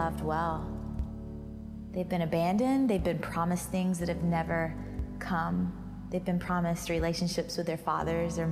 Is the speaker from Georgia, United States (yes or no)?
yes; Georgia, United States; I grew up in Georgia, mostly at my grandmother's house, because my mom and dad were divorced